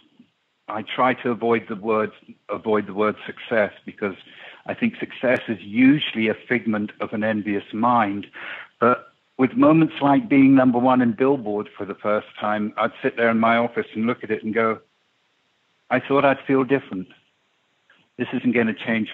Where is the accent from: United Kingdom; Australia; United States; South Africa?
United Kingdom; England; when I was a kid growing up in England